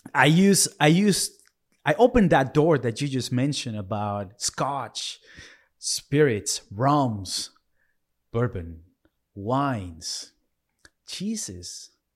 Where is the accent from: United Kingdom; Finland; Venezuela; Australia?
Venezuela; moved away; I was born in Venezuela